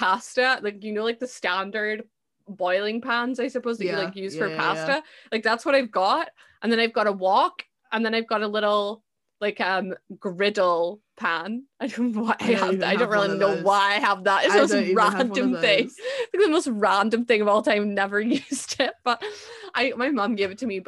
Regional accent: Edinburgh, Scotland, United Kingdom; moved away as an adult; now in Aberdeen, United Kingdom; I'm from Edinburgh

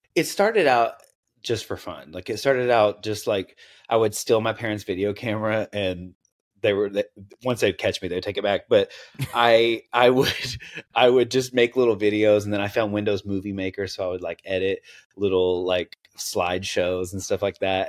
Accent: Knoxville, Tennessee, United States; accent: Southern; also born or lived in Seattle; now in West Coast, United States; I grew up in Tennessee, so I'm on the West Coast now, but I grew up in Tennessee

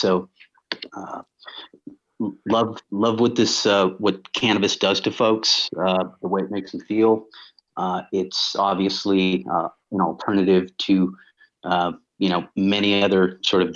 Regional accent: San Francisco, California, United States; growing up in San Francisco, going to public school

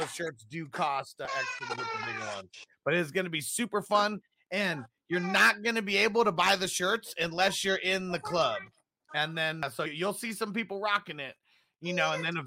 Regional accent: Southern California, United States; we're both from Southern California

